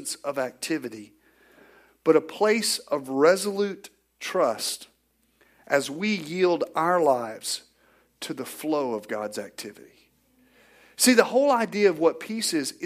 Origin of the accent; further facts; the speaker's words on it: Northwest Arkansas, United States; growing up in Northwest Arkansas, we raised cattle